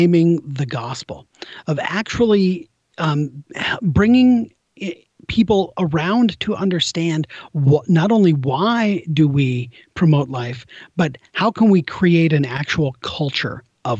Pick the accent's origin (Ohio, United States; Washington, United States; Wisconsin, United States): Washington, United States; Des Moines; used to fill in on Sundays at my parish growing up in Des Moines, Washington.